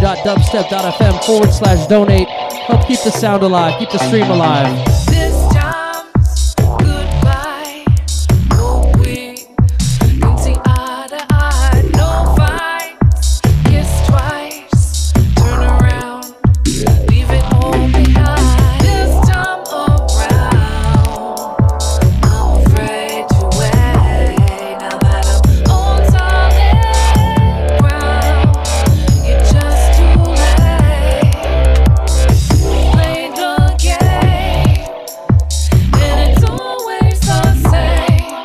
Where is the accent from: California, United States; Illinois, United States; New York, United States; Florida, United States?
California, United States; San Diego; my hometown, San Diego